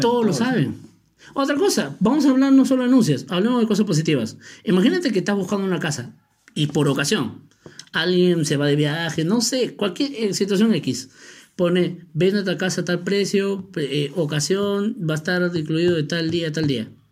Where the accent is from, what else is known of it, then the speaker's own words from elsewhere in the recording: Peru; Así somos los peruanos